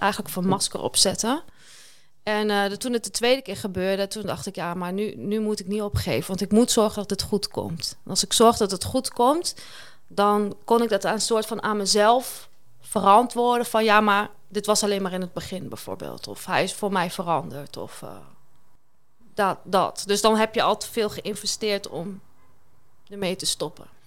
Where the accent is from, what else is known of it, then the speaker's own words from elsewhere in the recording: Kampen, Overijssel, Netherlands; Ik kom uit Kampen